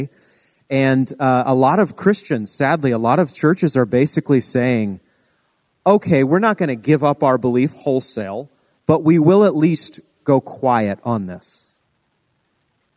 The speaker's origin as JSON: {"language": "English", "area": "New England", "region": "Maine", "country": "United States", "tie": "born or raised there", "moved": "yes", "said": "growing up in New England. I'm a child of Maine, so the other coast."}